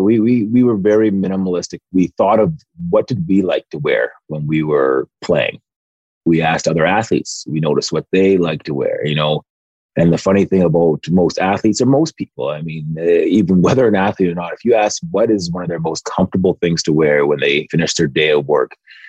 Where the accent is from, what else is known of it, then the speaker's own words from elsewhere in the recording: Nigeria; And we're both Nigerian. And in my parents' Igbo dialect, Zuike means to relax.